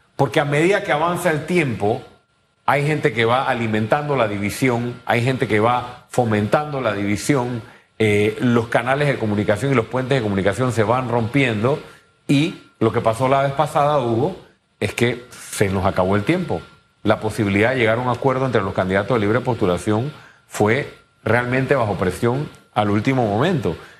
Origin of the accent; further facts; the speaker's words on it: Panama; muchos panameños